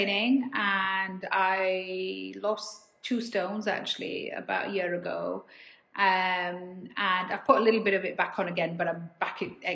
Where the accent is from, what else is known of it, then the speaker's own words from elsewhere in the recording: Dewsbury, Yorkshire and the Humber, United Kingdom; a girl born and raised in Dewsbury in West Yorkshire